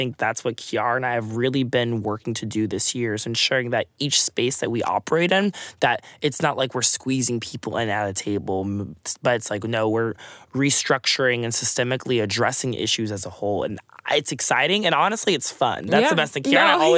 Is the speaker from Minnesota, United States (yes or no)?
yes; Eden Prairie, Minnesota, United States; now in Texas, United States; I'm from Eden Prairie, Minnesota, which is about 20 minutes outside of Minneapolis.